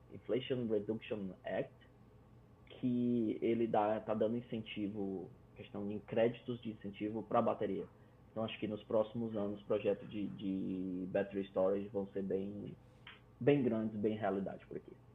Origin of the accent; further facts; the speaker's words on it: Fortaleza, Ceará, Brazil; moved away as an adult; now in Canada; Eu sou de Fortaleza, então 32 graus o ano inteiro